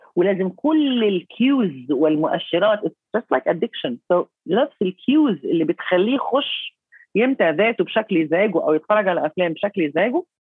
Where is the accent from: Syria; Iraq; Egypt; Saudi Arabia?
Egypt; عندنا في مصر